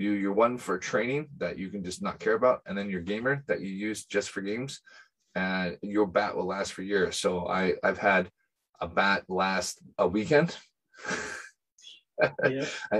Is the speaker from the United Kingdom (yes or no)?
yes; United Kingdom; being a British baseball player